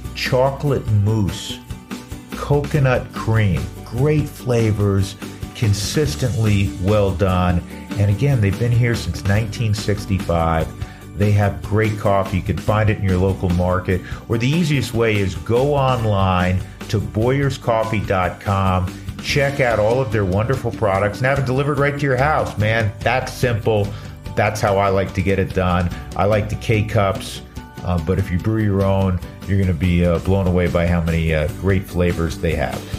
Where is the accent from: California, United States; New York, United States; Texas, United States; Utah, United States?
New York, United States; New York City; moved away; my hometown of uh, the Big Apple